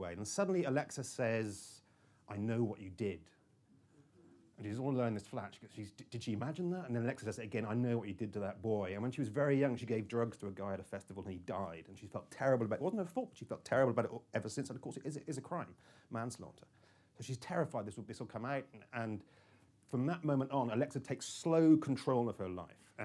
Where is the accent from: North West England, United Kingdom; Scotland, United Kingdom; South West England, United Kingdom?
South West England, United Kingdom; Cornwall; I'm very Cornish